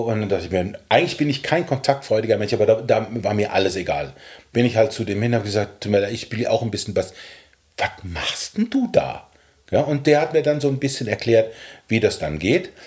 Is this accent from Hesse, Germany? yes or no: yes; Ortenberg, Hesse, Germany; moved away as an adult; also born or lived in Gedern / Frankfurt; in unserem Dorf, das hieß Ortenberg, ein ganz kleines mittelalterliches Dorf in der Nähe von Gedern, wo ich geboren bin